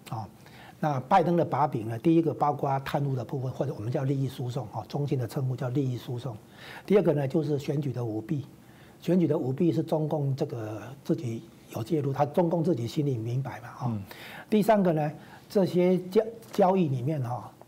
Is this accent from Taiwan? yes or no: yes; Taiwan; 这绝对不是说我们台湾这边能比得上的啦。